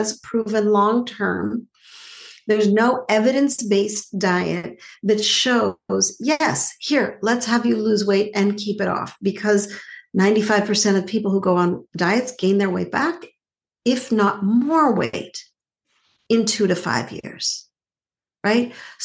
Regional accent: Montreal, Quebec, Canada; I grew up in Montreal

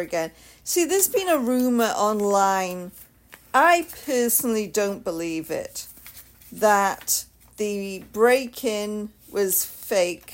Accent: United Kingdom; I'm the Brit.

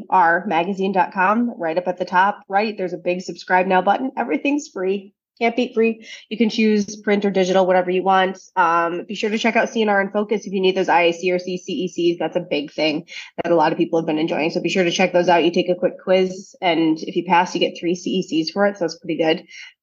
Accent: Midwest, United States; I'm a Midwesterner. We all talk fast.

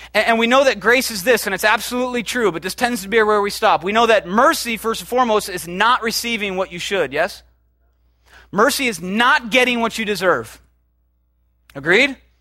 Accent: United States; we as American Christians

